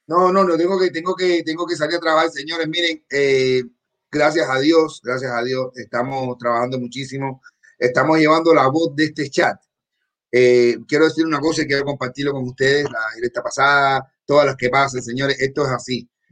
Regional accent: Cuba; moved away; yo vengo de Cuba, de un barrio donde todo el mundo estábamos iguales

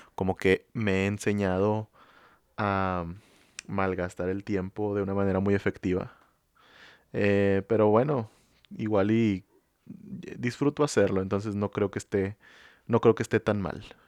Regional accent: San Nicolás de los Garza, Nuevo León, Mexico; Aquí en Monterrey, donde somos nosotros, específicamente de San Nicolás

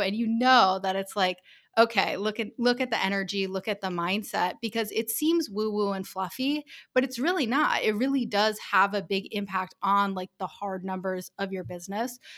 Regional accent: Rhode Island, United States; moved away as an adult; also born or lived in Taipei, Taiwan / Colorado; I'm from Rhode Island

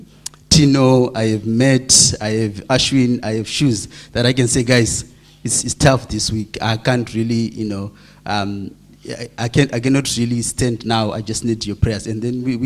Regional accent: Zimbabwe; moved away; we are from Zim and like 3,000 kilometers away from home

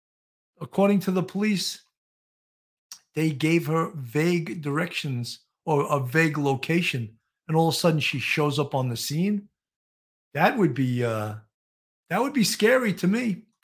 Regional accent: Ireland; Kelly, I'm Irish too, and lots of drinkers.

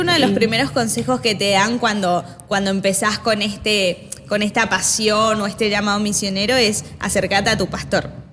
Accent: Argentina; also born or lived in Chile / India; now in Buenos Aires, Argentina; nací en Chile, criada en Argentina, eh, por eso tengo un acento particular.

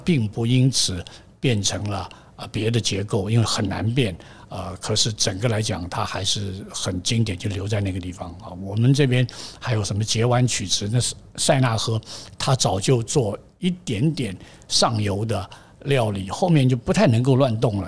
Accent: Taipei, Taiwan; also born or lived in United States; 我在台北出生了，呃，已经将快要七十年了，六十九年了

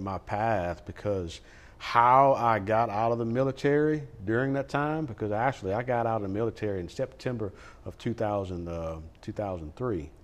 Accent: Lake Charles, Louisiana, United States; now in Sulphur, United States; we didn't grow up in Sulphur. We grew up in Lake Charles

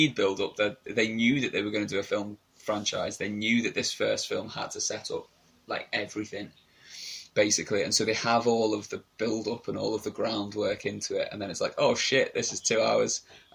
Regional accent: United Kingdom; being a British man

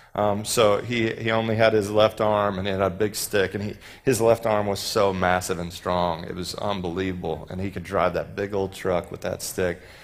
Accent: Texas, United States; I'm from Texas

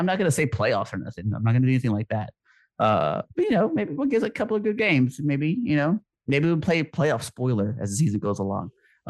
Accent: Texas, United States; born or raised there

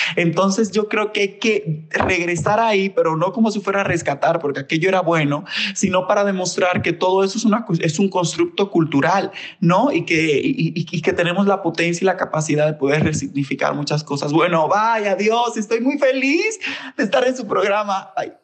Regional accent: Santo Domingo, Dominican Republic; moved away as an adult; now in Mexico; nací en República Dominicana, en Santo Domingo, ahorita vivo en México, ya llevo siete años aquí

